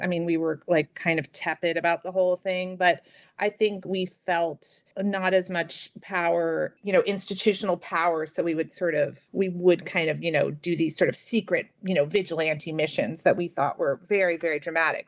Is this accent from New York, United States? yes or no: yes; New York City, New York, United States; I grew up in New York City, in Manhattan